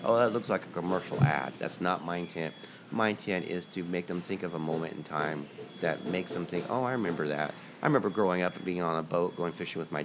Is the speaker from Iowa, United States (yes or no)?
no; Astoria, Oregon, United States; moved away; also born or lived in Seattle, Washington / Grants Pass, Oregon; I grew up in Astoria before I moved to Seattle